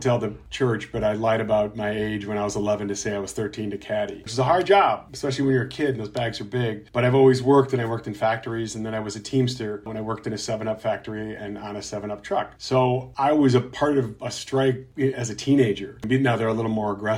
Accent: Chicago, Illinois, United States; also born or lived in Milwaukee, Wisconsin; now in Los Angeles, United States; I grew up in Chicago, Illinois

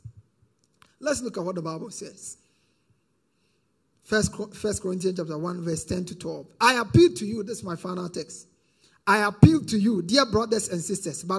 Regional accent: Ghana; as a Ghanaian

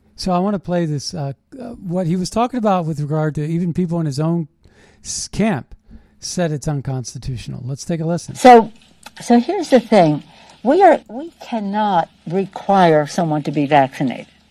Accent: United States; We're American patriots

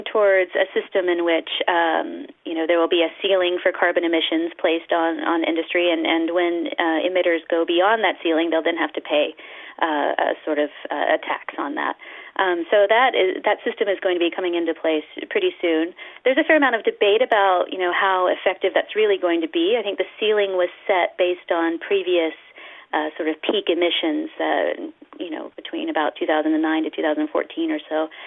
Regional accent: United States; I'm from the United States

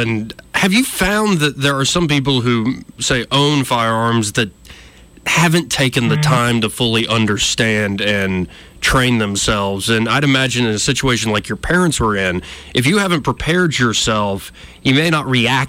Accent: Montgomery, Alabama, United States; I am born and raised in Montgomery, Alabama.

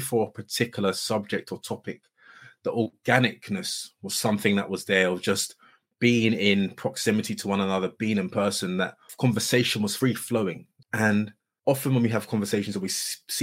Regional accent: Surrey, South East England, United Kingdom; where I grew up in Surrey

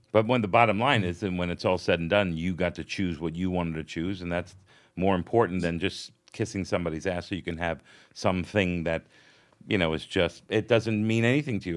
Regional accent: South Florida, United States; I grew up in South Florida

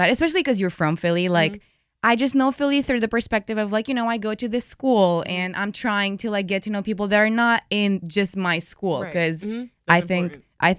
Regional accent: Romania; moved away as an adult; now in Philadelphia, United States; I'm from Romania. Like, mm-hmm. I literally came here 3 years ago for school

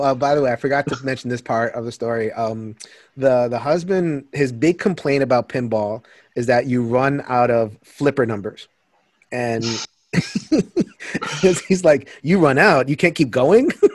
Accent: Connecticut, United States; I'm from Connecticut

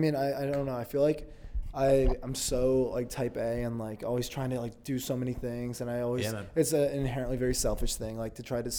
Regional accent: Connecticut, United States; People think that I'm just from Californian. And I'm from Connecticut.

